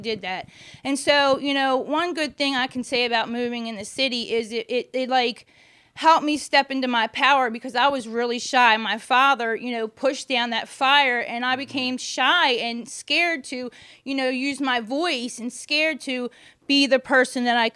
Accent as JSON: {"language": "English", "town": "Catonsville", "region": "Maryland", "country": "United States", "tie": "born or raised there", "also_born_or_lived": "Baltimore, Maryland", "said": "I was born in Catonsville, Maryland"}